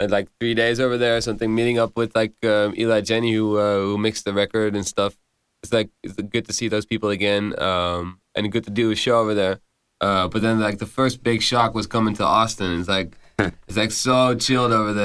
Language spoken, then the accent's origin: English; Amsterdam, North Holland, Netherlands; I'm from Amsterdam.